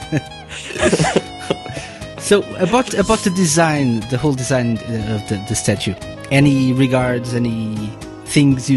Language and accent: English; Portugal; I'm from Portugal